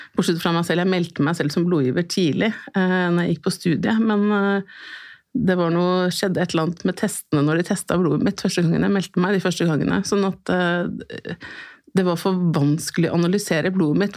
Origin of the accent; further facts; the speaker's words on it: Oslo, Norway; er født og oppvokst her i Oslo.